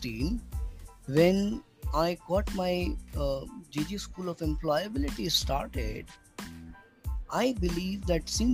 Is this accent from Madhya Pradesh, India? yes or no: yes; Burhanpur, Madhya Pradesh, India; moved away as an adult; also born or lived in Mumbai; I traveled to my hometown, overnight journey from Mumbai to Burhanpur on the border of MP and Maharashtra